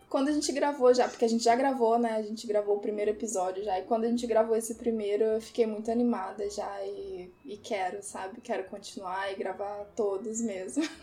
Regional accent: Porto Alegre, Rio Grande do Sul, Brazil; now in Vitória, Brazil; E eu moro em Vitória, apesar de não ser de Vitória. Eu sou de Porto Alegre

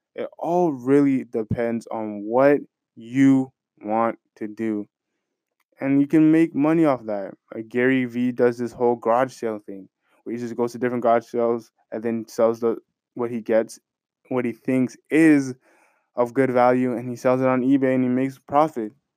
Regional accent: Canada; Me being a Canadian citizen

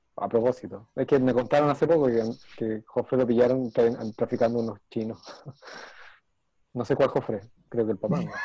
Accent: Chile; somos chilenos

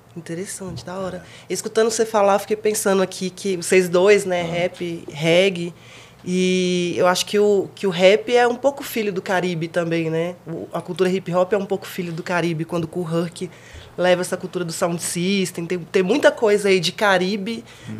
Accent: Brasília, Federal District, Brazil; sendo brasiliense

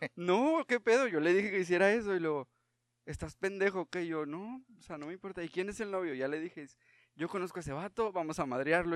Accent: Parras de la Fuente, Coahuila, Mexico; soy de Parras

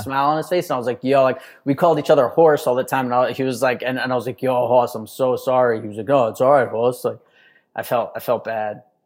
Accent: New York City, New York, United States; moved away as an adult; now in Texas, United States; I grew up in Manhattan in this, like, you know, tiny ass apartment

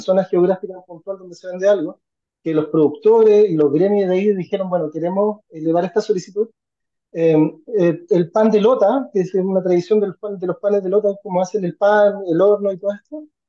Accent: Chile; como chilenos

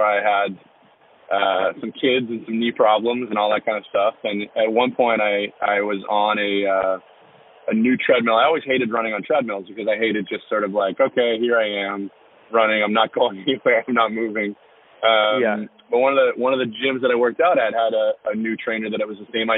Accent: Annapolis Valley, Nova Scotia, Canada; I grew up in the Annapolis Valley

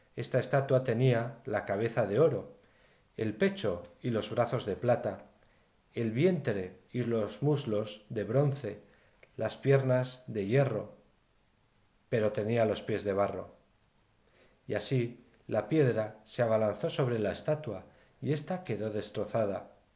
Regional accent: Navarre, Spain; En mi tierra de Navarra

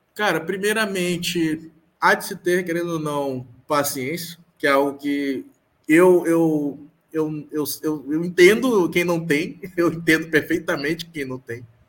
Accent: Maranhão, Brazil; Eu sou, sou daqui é, sou daqui do Maranhão.

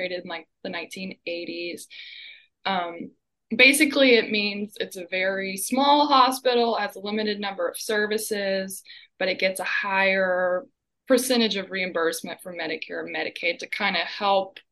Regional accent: hometown near Leitchfield and Owensboro, Kentucky, United States; the next nearest hospital in my hometown is probably 45 minutes to Litchfield. If you live on the west end of the county like I do, you could drive to Owensboro

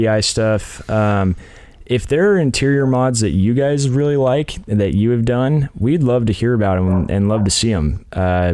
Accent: Central Oregon, United States; I'm actually from Central Oregon

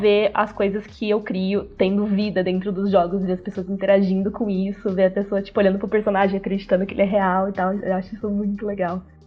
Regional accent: Rio das Pedras, São Paulo, Brazil; also born or lived in Americana; eu sou de uma cidadezinha do interior, chama Rio das Pedras, é super pequenininha

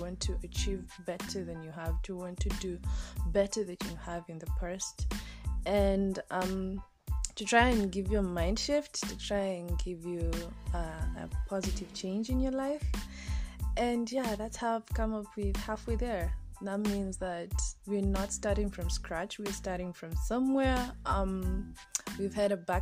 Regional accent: Kenya; Born and raised in Kenya

